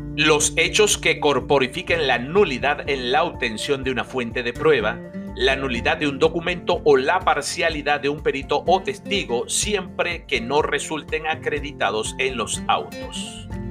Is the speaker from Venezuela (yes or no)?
yes; Venezuela; nuestro país, Venezuela